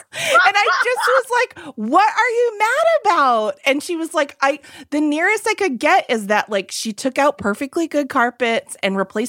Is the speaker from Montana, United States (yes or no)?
no; Fitchburg, Massachusetts, United States; I'm from Fitchburg.